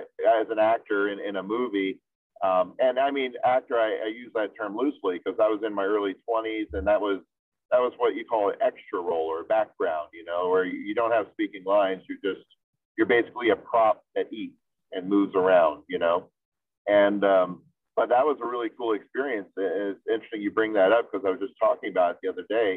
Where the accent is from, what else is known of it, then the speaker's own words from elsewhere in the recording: South Florida, United States; moved away as an adult; also born or lived in West Palm Beach, Florida / Greenacres, Florida / Orlando, Florida; now in Long Beach, United States; I lived in South Florida most of my early life